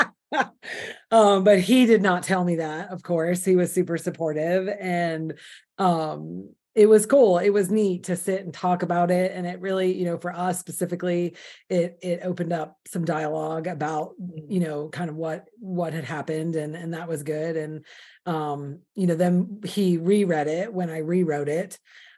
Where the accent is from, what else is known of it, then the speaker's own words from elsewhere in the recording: the North, United States; now in the South, United States; I was too a Yankee. I live in the South now, but I'm from the North